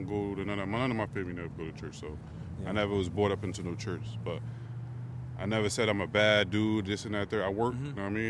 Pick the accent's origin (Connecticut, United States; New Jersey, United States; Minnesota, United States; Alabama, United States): Connecticut, United States; New Haven; now in Meriden, United States; I'm originally from New Haven, but I just moved out here due to my job because it's closer. Because I work in North Haven